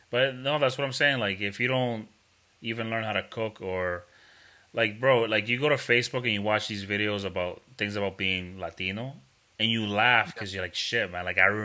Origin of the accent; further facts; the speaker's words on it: New Hampshire, United States; I'm like, nah, I'm from New Hampshire.